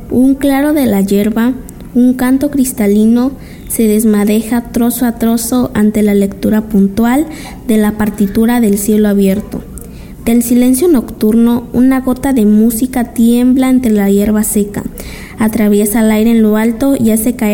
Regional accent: Ciudad Ixtepec, Oaxaca, Mexico; tengo 12 años de edad … nací en Ciudad Iztepec, Oaxaca

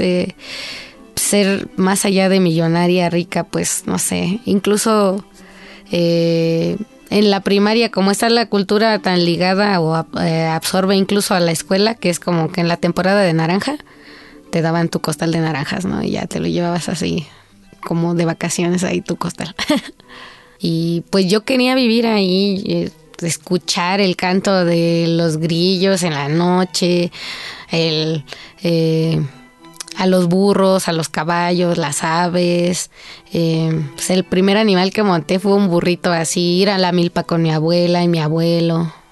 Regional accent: Mexico City, Mexico; also born or lived in Tohuaco Primero, Huautla, Hidalgo; yo nací aquí en la Ciudad de México mi mamá es la primer generación migrante de la Huasteca

